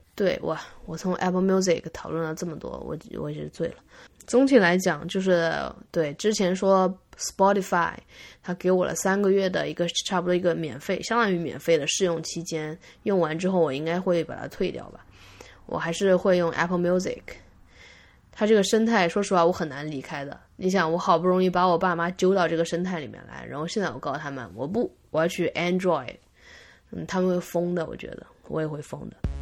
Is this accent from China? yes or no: yes; China; 作为一个中国人，我掌握英文和中文